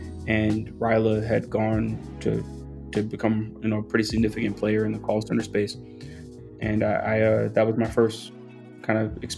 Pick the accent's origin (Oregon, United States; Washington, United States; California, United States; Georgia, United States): Georgia, United States; Atlanta; also born or lived in Los Angeles; I was born in Los Angeles, and we moved every couple of years until we landed in Atlanta. So I very much so consider Atlanta home. It's where I went to high school. And we lived about 30 minutes north of the city.